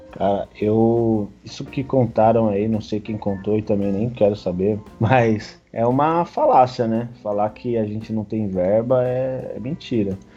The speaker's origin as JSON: {"language": "Portuguese", "town": "Guarulhos", "region": "São Paulo", "country": "Brazil", "tie": "born or raised there"}